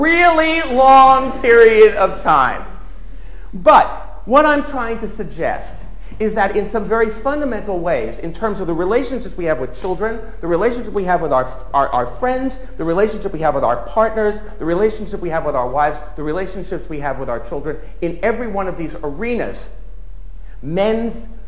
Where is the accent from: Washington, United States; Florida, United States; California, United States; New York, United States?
New York, United States; I'm a New Yorker